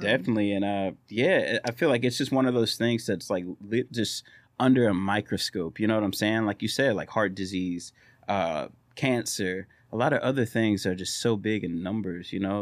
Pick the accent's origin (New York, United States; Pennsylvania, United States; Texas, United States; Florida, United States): Texas, United States; Orange; our small town is growing